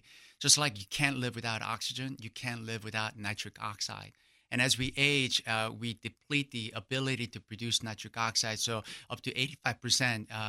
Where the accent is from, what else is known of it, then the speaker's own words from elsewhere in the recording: Irving, Texas, United States; I grew up in Irving, North Dallas area.